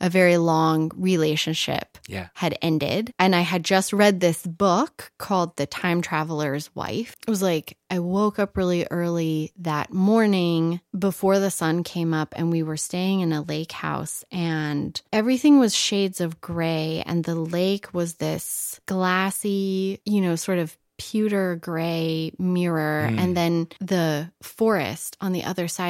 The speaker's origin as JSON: {"language": "English", "town": "Reno", "region": "Nevada", "country": "United States", "tie": "born or raised there", "also_born_or_lived": "Los Angeles", "moved": "yes", "lives_now": "New Mexico, United States", "said": "I'm from Reno, Nevada"}